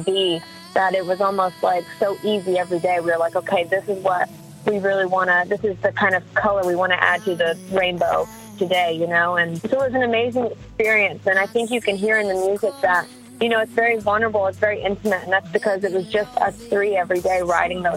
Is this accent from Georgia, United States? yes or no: yes; Cartersville, Georgia, United States; I grew up in the Atlanta, Georgia area